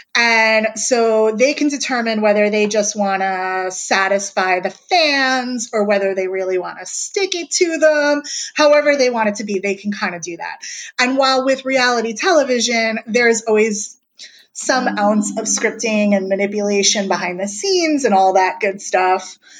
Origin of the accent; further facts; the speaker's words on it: New York, United States; I was from New York